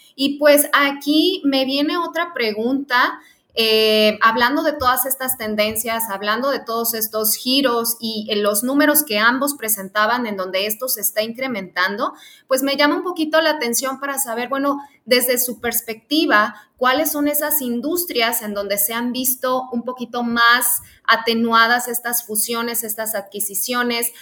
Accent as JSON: {"language": "Spanish", "country": "Mexico", "said": "como mexicanos"}